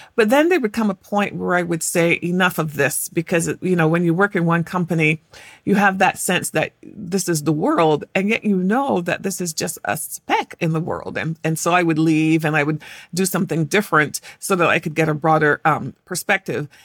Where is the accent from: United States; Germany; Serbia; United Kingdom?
United Kingdom; England; moved away as an adult; I was born in England and I had this particular accent